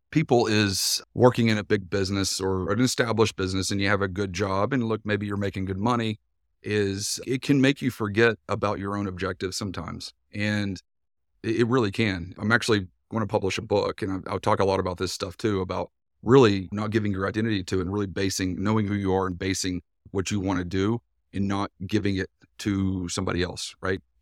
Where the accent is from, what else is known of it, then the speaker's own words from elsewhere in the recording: Tennessee, United States; accent: East Tennessee; Uh, you might tell from my accent, I'm from East Tennessee originally. Grew up on a dairy farm in East Tennessee, so even more Tennessee than that for the first bit of my life.